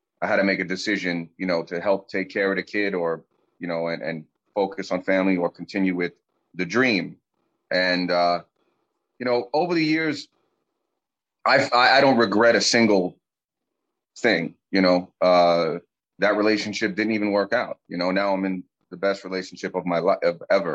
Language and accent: English; New York City, New York, United States; moved away as an adult; also born or lived in Queens, New York / California; now in Arkansas, United States; California was my dream, being a Bronx kid, concrete jungle